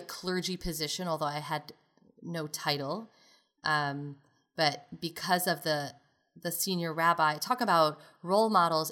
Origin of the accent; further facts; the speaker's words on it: New York City, New York, United States; moved away; also born or lived in Chicago; growing up in Brooklyn, New York, in a modern Orthodox community.